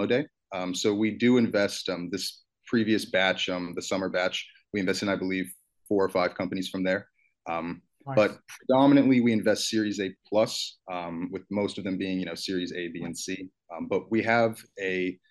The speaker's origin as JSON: {"language": "English", "town": "Albuquerque", "region": "New Mexico", "country": "United States", "tie": "born or raised there", "moved": "as an adult", "said": "I grew up in Albuquerque, New Mexico"}